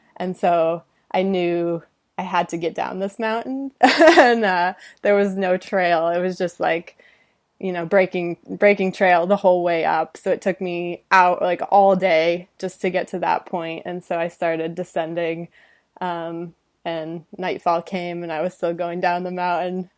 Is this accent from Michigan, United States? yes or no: yes; Detroit, Michigan, United States; moved away as an adult; also born or lived in California; now in Los Angeles, United States; Detroit suburbs, grew up, lived there twenty-five years